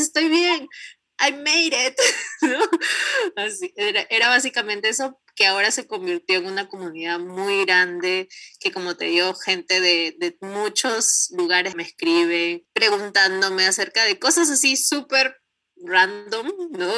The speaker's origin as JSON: {"language": "Spanish", "country": "Peru", "moved": "as an adult", "lives_now": "Canada", "said": "cuando salí de Perú"}